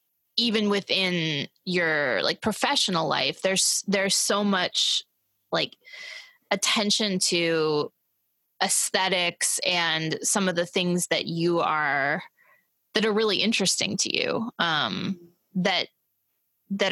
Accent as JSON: {"language": "English", "region": "Missouri", "country": "United States", "tie": "born or raised there", "moved": "yes", "lives_now": "New York, United States", "said": "I grew up in Missouri"}